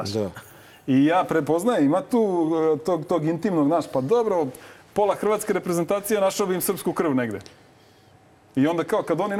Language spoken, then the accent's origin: Croatian; Serbia; ja sam rođen ovde.